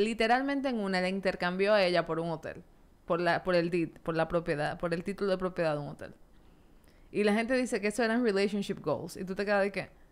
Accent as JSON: {"language": "Spanish", "country": "Dominican Republic", "said": "en nuestra cultura como dominicana"}